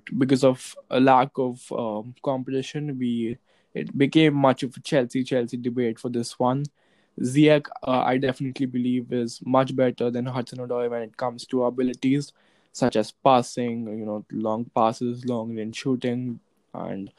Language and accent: English; India; I come from India